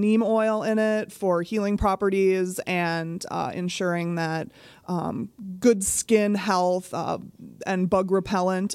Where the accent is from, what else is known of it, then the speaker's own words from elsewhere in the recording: Virginia, Minnesota, United States; I was born a ranger